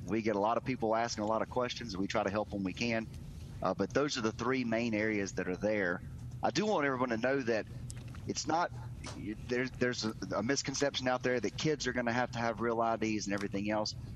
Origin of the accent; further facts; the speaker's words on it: Terry, Mississippi, United States; I've grown up in Mississippi, been here my whole life